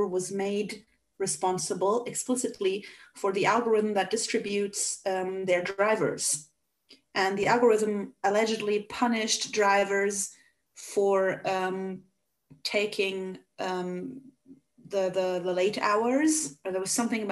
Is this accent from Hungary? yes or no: yes; Hungary; first language Hungarian; English is a second language; I am a native Hungarian